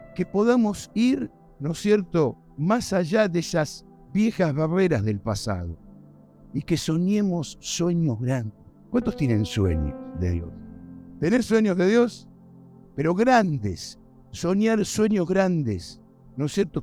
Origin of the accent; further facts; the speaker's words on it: Argentina; moved away as an adult; now in United States; yo, por supuesto, soy argentino